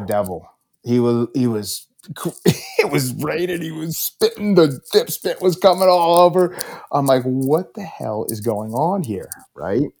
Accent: Bethlehem, Pennsylvania, United States; I grew up in Bethlehem, right? Humble beginnings

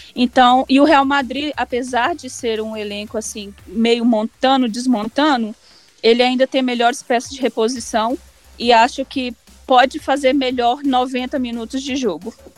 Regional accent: Barroso, Minas Gerais, Brazil; Como eu sou do interior da cidade de Barroso

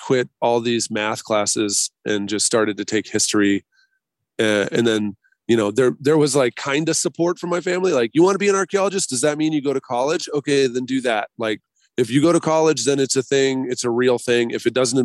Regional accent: Boise, Idaho, United States; now in Bay Area, United States; I'm from Boise originally

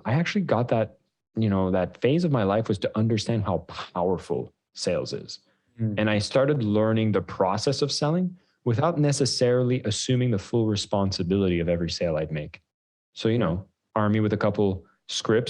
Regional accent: Canada; As a Canadian, we were raising funds in Canada after the 2008 downturn.

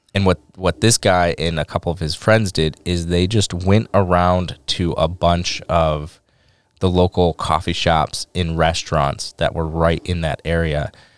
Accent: Detroit, Michigan, United States; I'm from Detroit

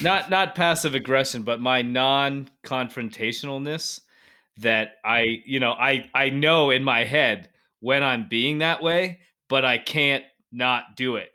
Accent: Denver, Colorado, United States; moved away as an adult; also born or lived in Durango; I grew up in the Denver area

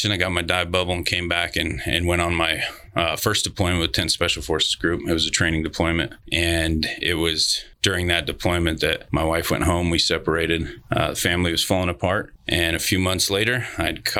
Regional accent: Elko, Nevada, United States; I was born and raised in Elko, Nevada.

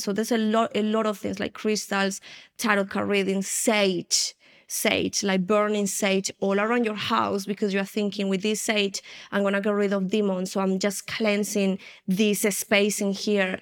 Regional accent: Spain; also born or lived in United Kingdom; now in Colombia; I'm originally from Colombia in, uh, South America, and I have been here for one year and a half already. I was raised in Spain, then I moved to the U K, and now the Lord brought me back to Colombia after twenty-five years

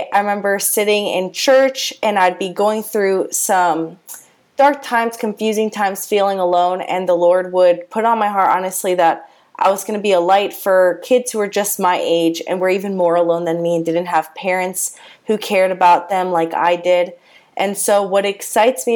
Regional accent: Coral Springs, Florida, United States; also born or lived in Palm Beach County, Florida; I am from South Florida. I grew up in South Florida in Coral Springs area, so Broward County.

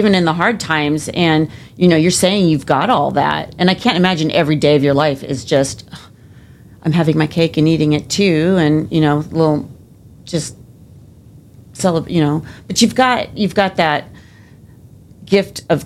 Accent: Southern California, United States; moved away as an adult; where I grew up in Southern California

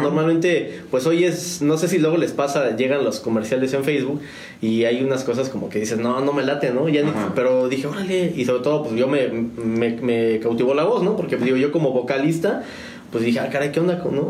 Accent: Mexico City, Mexico; moved away as an adult; now in San Juan del Río, Mexico; yo soy originario de la Ciudad de México. Yo soy chilanguense.

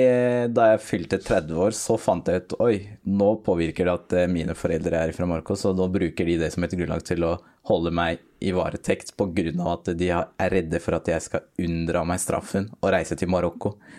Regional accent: Norway; jeg er jo født og oppvokst i Norge

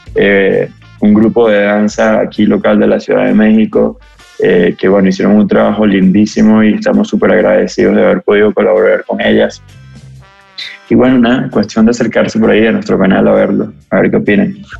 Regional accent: Venezuela; venimos de donde venimos, somos venezolanos, crecimos en el contexto de, bueno, los últimos 20 años de nuestro país

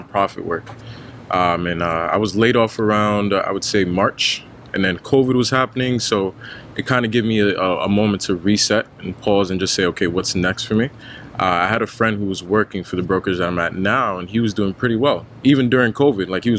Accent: New York City, New York, United States; Born and raised in Brooklyn

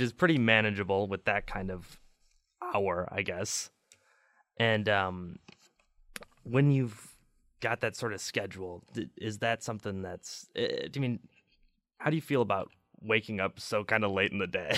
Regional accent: Chicago, Illinois, United States; I'm from Chicago

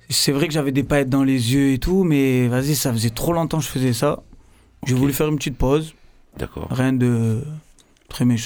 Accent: Marseille, Provence-Alpes-Côte d'Azur, France; also born or lived in New York; Moi, je viens de Marseille, du 13 007 arrondissements.

